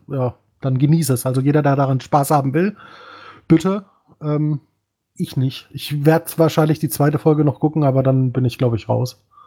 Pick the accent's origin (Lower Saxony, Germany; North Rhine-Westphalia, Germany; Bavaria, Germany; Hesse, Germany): Bavaria, Germany; Ich bin auch ein Bayer. Gebürtig.